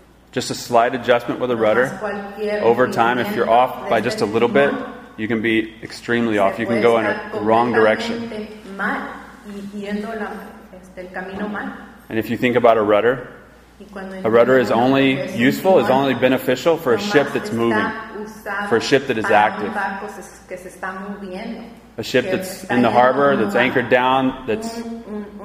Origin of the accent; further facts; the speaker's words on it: Georgia, United States; I'm from Georgia.